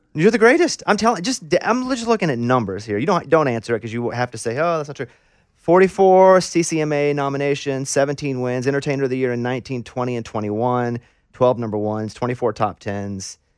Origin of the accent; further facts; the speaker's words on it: Arkansas, United States; I'm from Arkansas